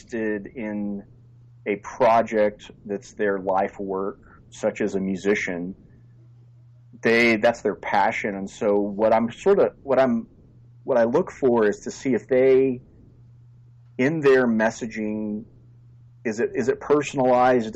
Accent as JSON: {"language": "English", "region": "far Northern California", "country": "United States", "tie": "born or raised there", "said": "I am a fifth generation Northern Californian. I'm sort of like the last of the Mohicans and grew up in far Northern California"}